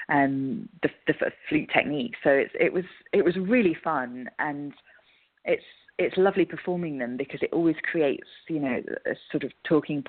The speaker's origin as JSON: {"language": "English", "region": "England", "country": "United Kingdom", "lives_now": "Scotland", "said": "obviously I'm English"}